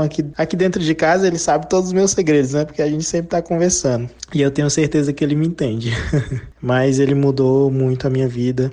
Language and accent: Portuguese; Brasília, Federal District, Brazil; Eu também sou de Brasília, né? Nascido e criado em Brasília